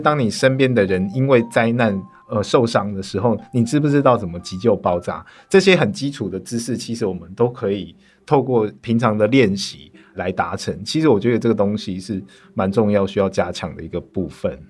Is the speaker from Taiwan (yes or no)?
yes; Tainan, Taiwan; 我的家乡台南